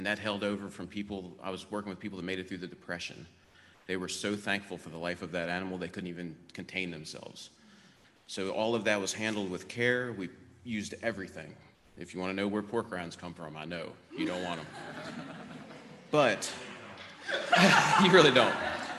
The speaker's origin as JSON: {"language": "English", "region": "West Virginia", "country": "United States", "tie": "born or raised there", "moved": "yes", "said": "I grew up in West Virginia on a farm, completely immersed in redneck culture. So my trip to paganism is a little bit different. I'm technically heathen, so I follow the Norse pantheon, the Scandinavian and Icelandic gods."}